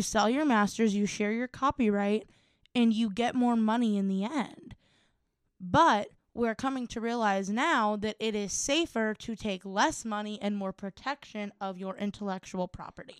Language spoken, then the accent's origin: English; Cleveland, Ohio, United States; we are from Cleveland